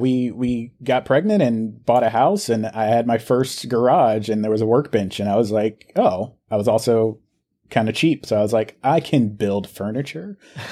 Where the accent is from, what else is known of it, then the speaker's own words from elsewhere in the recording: South Carolina, United States; also born or lived in Bronx, New York / Georgia; Yes, I was born in the Bronx, Boogie Down. And yeah, so I lived there until I was about five. And then I spent most of my time between South Carolina and Georgia during my formidable teenage years.